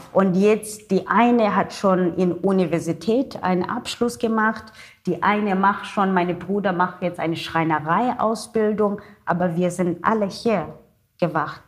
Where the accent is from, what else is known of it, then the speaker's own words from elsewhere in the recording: Cape Town, Western Cape, South Africa; first language Xhosa; German is a second language; also born or lived in Germany; Meine Muttersprache ist Kosa mit dem Klick